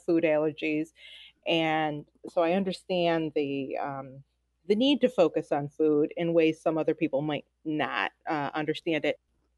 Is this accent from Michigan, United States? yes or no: yes; Detroit, Michigan, United States; I am from Detroit, Michigan.